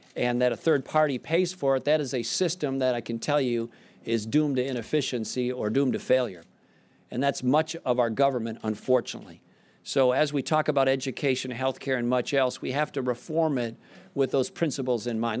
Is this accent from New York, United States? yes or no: no; South Saint Paul, Minnesota, United States; I grew up in South Saint Paul, Minnesota.